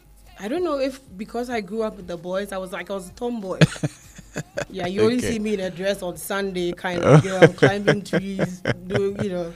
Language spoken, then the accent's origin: English; Accra, Greater Accra, Ghana; also born or lived in Akyem / Akuapem; Actually, I was born in South Odoko, okay, which is very close to Dansoman. Then eventually we moved to Exhibition.